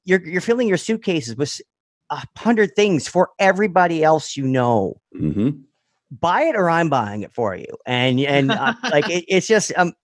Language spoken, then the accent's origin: English; Toronto, Ontario, Canada; we're from the Toronto area in Canada